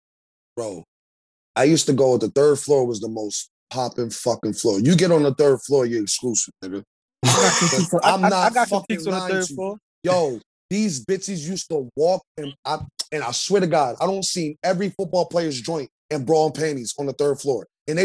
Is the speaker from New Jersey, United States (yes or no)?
yes; New Jersey, United States; I'm from Jersey, brother.